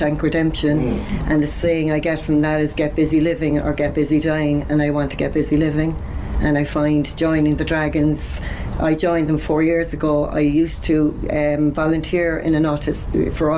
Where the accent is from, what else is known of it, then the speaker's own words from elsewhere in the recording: Cork, Munster, Ireland; now in Carrigaline, Ireland; I'm originally from the north side, so I'll always be an Ori